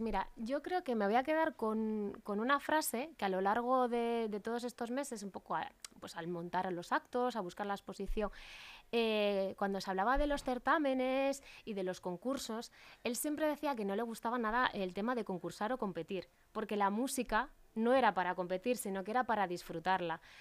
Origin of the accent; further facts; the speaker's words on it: Asturias, Spain; moved away as an adult; also born or lived in Madrid; now in Leganés, Spain; yo soy asturiana, mi formación ha sido en Asturias